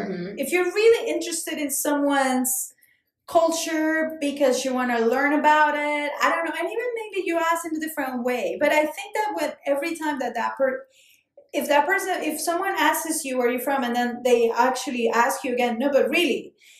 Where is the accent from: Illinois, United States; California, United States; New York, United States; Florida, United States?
New York, United States; I'm from New York. No, like, really, where are you from?